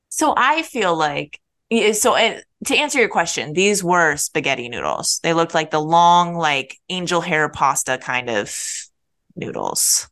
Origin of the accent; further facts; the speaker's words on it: Minnesota, United States; moved away; Mall of America it's our mall as Minnesotan